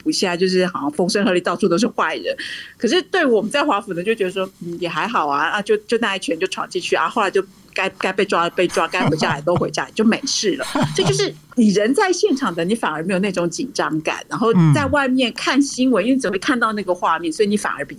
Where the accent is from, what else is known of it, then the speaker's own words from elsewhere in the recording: Taiwan; moved away as an adult; now in Washington, D.C., United States; 身为台湾人的我